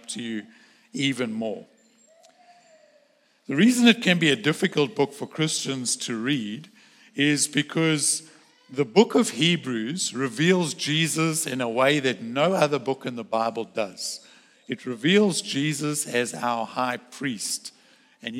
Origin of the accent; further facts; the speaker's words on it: South Africa; moved away; I grew up in South Africa